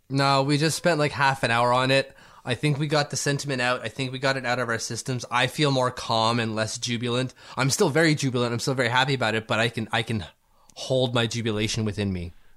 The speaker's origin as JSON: {"language": "English", "country": "Canada", "said": "As a Canadian"}